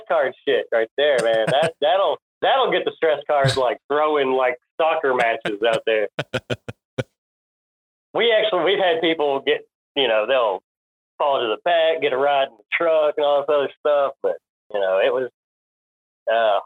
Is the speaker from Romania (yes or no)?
no; Nashville, Tennessee, United States; I live not far. Like, yep. That's my hometown